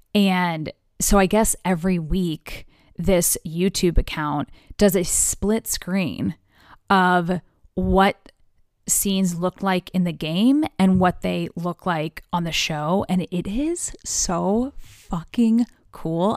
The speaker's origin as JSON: {"language": "English", "country": "United States", "said": "as an American"}